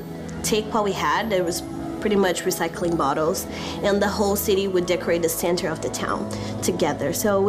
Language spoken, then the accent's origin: English; São Paulo, Brazil; moved away; Growing up in a small town of the state of São Paulo in Brazil